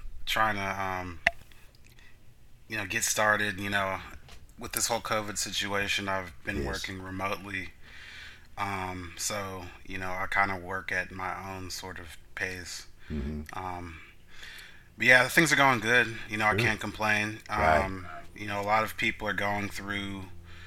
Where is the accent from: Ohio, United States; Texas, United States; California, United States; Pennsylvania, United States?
California, United States; East Palo Alto; also born or lived in Lemoore / Moffett Field; I grew up in East Palo Alto, but I come from a military family. So, during my early years, we lived everywhere from Lemoore to Moffett Field. But we finally relocated permanently to East Palo Alto in 1994